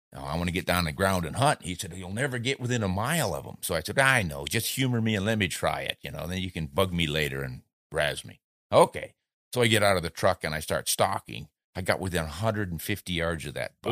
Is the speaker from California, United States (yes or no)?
no; Southeast South Dakota, United States; moved away; also born or lived in New Orleans; I grew up in Southeast South Dakota and still have contacts there